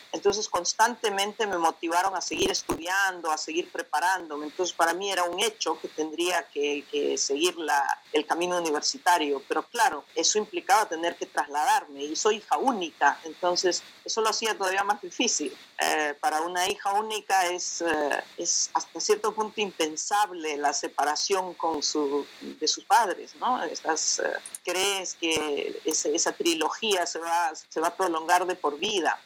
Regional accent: Jauja, Junín, Peru; moved away as an adult; also born or lived in Huancayo, Peru / Lima, Peru; now in Netherlands; si bien nací en Huancayo, mis padres trabajaban como docentes en Jauja. Entonces yo pasé los primeros años de mis primeros años toda la primaria en Jauja y después eh, para la secundaria me trasladé a Huancayo

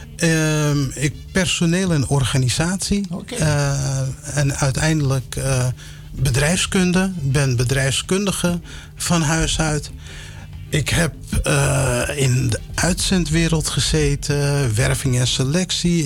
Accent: Amsterdam, North Holland, Netherlands; also born or lived in Suriname; opgegroeid in Amsterdam

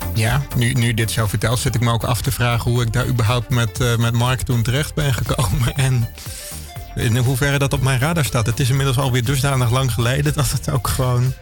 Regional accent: Meppel, Drenthe, Netherlands; moved away; Meppel, waar ik vandaan kwam

